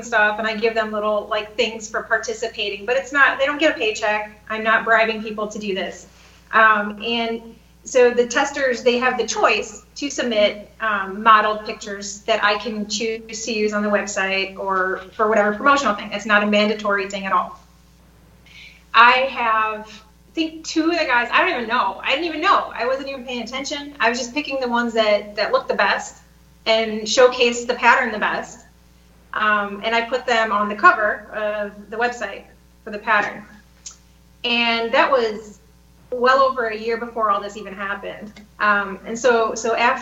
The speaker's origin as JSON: {"language": "English", "region": "Northern Illinois", "country": "United States", "moved": "yes", "said": "I'm Northern Illinois"}